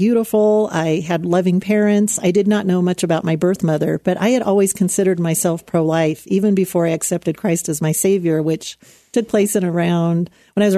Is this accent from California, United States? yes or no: yes; Anaheim, California, United States; When I was a teenager growing up in Anaheim, California, I was just a few miles away from Disneyland